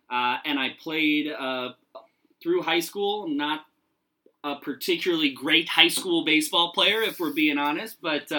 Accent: Arizona, United States; moved away; originally I hail from the Grand Canyon State all the way down in the southwest, Arizona

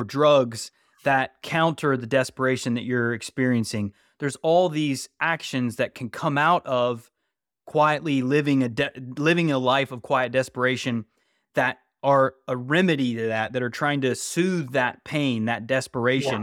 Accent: West Virginia, United States; I grew up in West Virginia

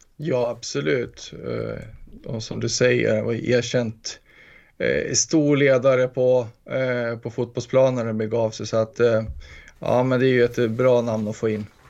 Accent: Gästrikland, Gävleborg County, Sweden; smålänningen i mig fast jag är från Gästrikland

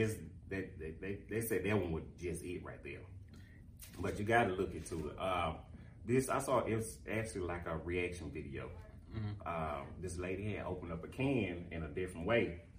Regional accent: Florida, Mississippi, United States; Born and raised. I'm from Florida, Mississippi.

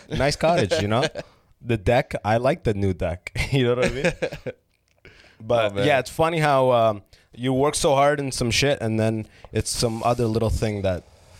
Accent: Sudan; I didn't have Jamaica. I'm from Sudan, which is like, there's no, like, you'll kill you for weed.

